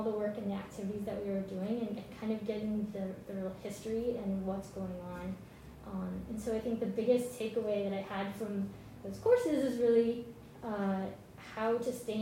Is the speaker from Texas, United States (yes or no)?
yes; Dallas-Fort Worth area, Texas, United States; moved away; I'm originally from Texas, and from where I lived, there's a lot of pavement, a lot of highways, not a whole lot else going on. So I'm from the Dallas-Fort Worth area.